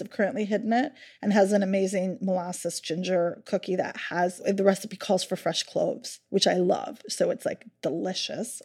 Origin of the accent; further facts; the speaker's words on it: Halifax, Nova Scotia, Canada; Halifax is my hometown